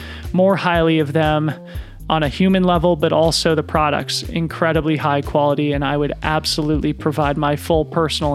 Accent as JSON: {"language": "English", "town": "Boulder", "region": "Colorado", "country": "United States", "tie": "born or raised there", "said": "I grew up in Boulder, Colorado"}